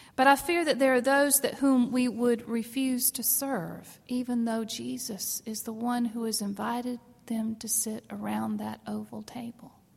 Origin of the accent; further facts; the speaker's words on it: South Carolina, United States; I grew up in South Carolina